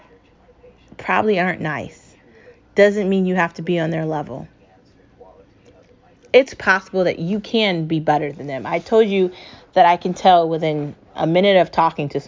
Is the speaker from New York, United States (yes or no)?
yes; New York, United States; I grew up in New York. I spent every weekend there